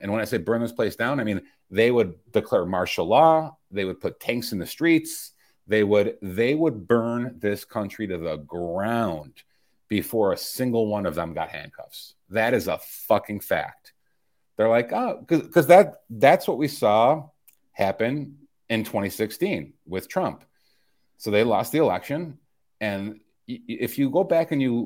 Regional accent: Chicago, Illinois, United States; moved away; my hometown Chicago

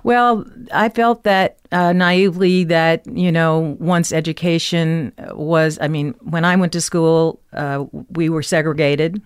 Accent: Memphis, Tennessee, United States; moved away; I come from Memphis, Tennessee. I was born there in nineteen forty-eight

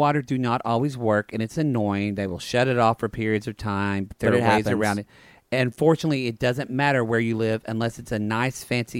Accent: United States; I'm an American.

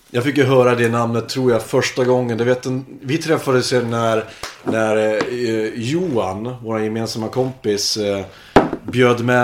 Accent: Hudiksvall, Gävleborg County, Sweden; born or raised there; also born or lived in Jämtland; now in Kungsbacka, Sweden

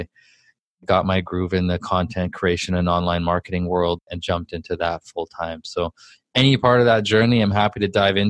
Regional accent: Vancouver, British Columbia, Canada; I'm from Vancouver, Canada, raised in kind of the rougher part of town.

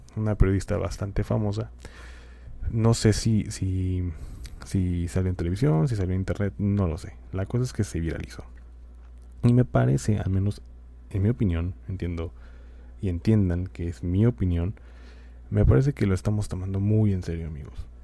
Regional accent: Mexico; los derechos que tenemos como mexicanos

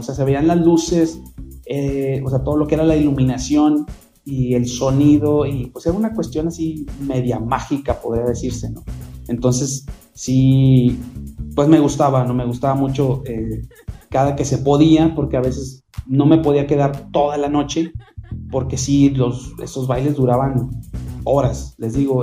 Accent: Monterrey, Nuevo León, Mexico; como regiomontanos o como mexicanos

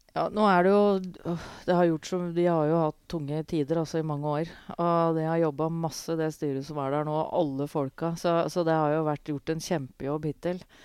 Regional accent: Hamar, Innlandet, Norway; jeg vokste opp på tribuna på Briskeby

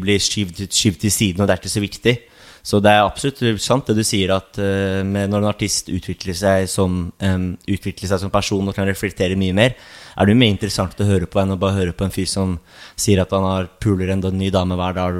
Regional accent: Oslo, Norway; also born or lived in Sandefjord; Jeg er fra Oslo Hovseter

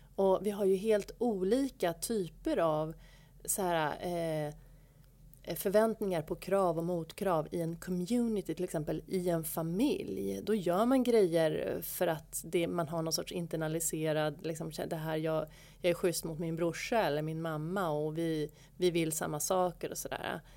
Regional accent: Stockholm, Stockholm County, Sweden; då flyttade jag tillbaka till Stockholm, som är min hemort

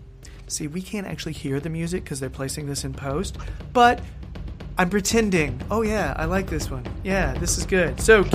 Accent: United States; I'm American

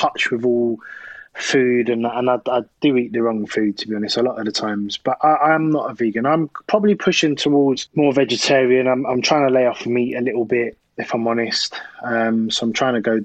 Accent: Croydon, London, United Kingdom; also born or lived in Thornton Heath / South East England; I'm from South London originally. So I was born in Croydon

